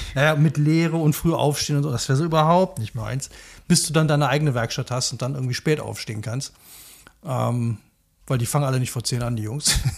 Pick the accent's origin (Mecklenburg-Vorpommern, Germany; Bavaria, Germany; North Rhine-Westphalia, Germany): North Rhine-Westphalia, Germany; near Leverkusen; ich bin ja auch in der Nähe von Leverkusen groß geworden